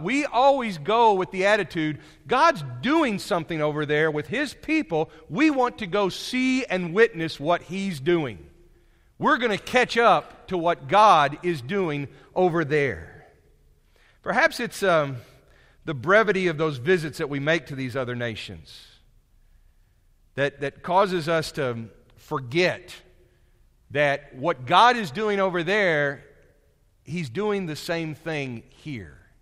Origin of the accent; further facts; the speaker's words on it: United States; I'm from America